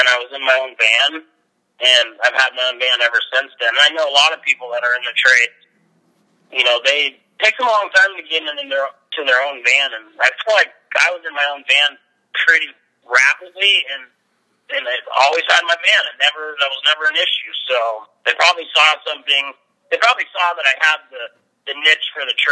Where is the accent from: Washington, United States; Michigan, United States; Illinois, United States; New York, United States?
Washington, United States; Lake Stevens; also born or lived in Phoenix, Arizona / Mount Vernon, Washington; our house that I grew up in Lake Stevens